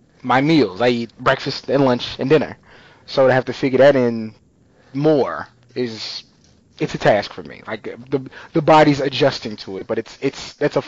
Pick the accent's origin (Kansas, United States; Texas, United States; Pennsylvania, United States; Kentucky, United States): Texas, United States; growing up in Texas